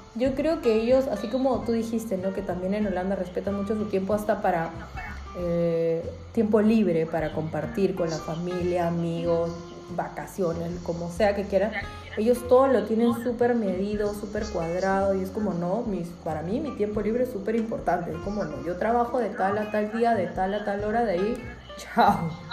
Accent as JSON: {"language": "Spanish", "country": "Peru", "moved": "yes", "lives_now": "Europe", "said": "en mi país"}